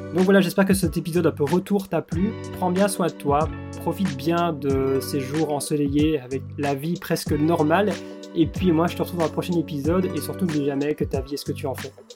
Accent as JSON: {"language": "French", "country": "Belgium", "also_born_or_lived": "Australia", "moved": "yes", "said": "je suis belge"}